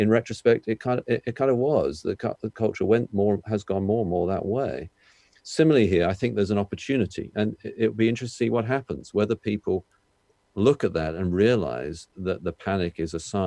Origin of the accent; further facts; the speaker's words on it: United Kingdom; I'm British